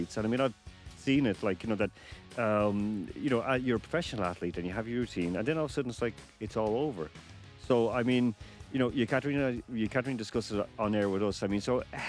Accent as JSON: {"language": "English", "country": "Ireland", "said": "I'm Irish"}